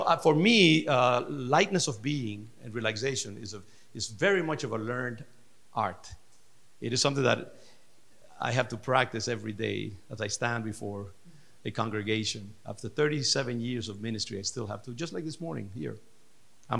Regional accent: Dominican Republic; I'm from the Dominican Republic, and our culture is very African based

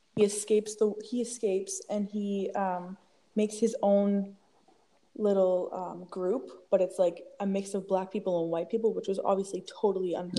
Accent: Peterborough, Ontario, Canada; also born or lived in Toronto, Ontario; I'm from Peterborough, Ontario, uh, born in Toronto

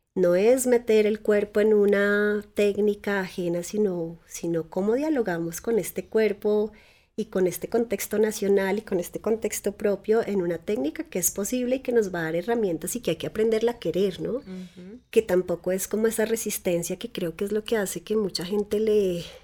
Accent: Tabio, Cundinamarca, Colombia; Yo crecí en Tabio, que es un pueblo muy cerca de Bogotá.

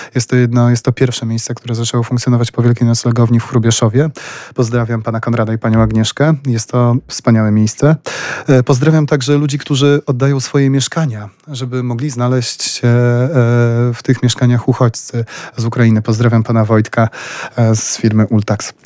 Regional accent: Poland; jestem innostrancem właśnie z Polski

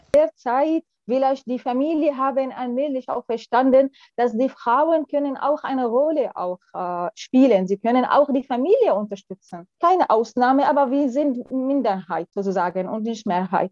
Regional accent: Syria; German is a second language; moved away as an adult; also born or lived in France; now in Germany; ich komme aus Syrien, ich bin hier in Deutschland seit mehr als sechs Jahren schon.

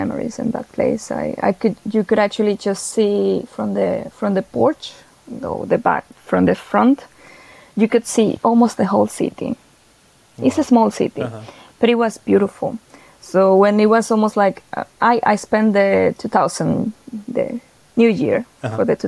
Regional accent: Venezuela; moved away as an adult; now in Sweden; I am from Venezuela

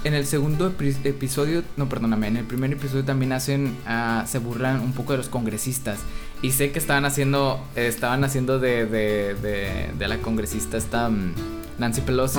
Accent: Monterrey, Nuevo León, Mexico

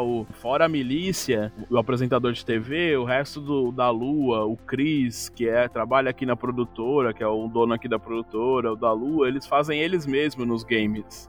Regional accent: São Paulo, Brazil; eu nasci na Zona Leste, mas logo poucos anos eu, meu pai veio morar na Zona Norte

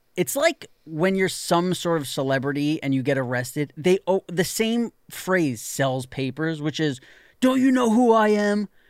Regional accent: New York City, New York, United States; when you're sixteen years old, growing up in New York City

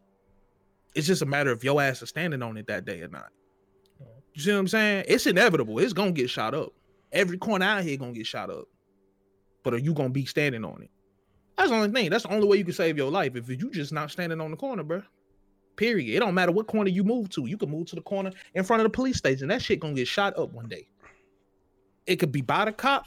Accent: Mississippi, United States; moved away; also born or lived in Georgia; growing up in Mississippi

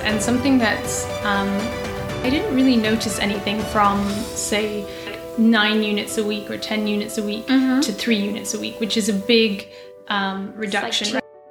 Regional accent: Aberdeen, Scotland, United Kingdom; moved away as an adult; also born or lived in England / Brussels; now in New York, United States; So not that you can tell by my accent, but I actually grew up in Aberdeen in Scotland. Mm-hmm. And then I went to uni in England, and then I moved to work in Brussels. And then from Brussels, I moved to New York.

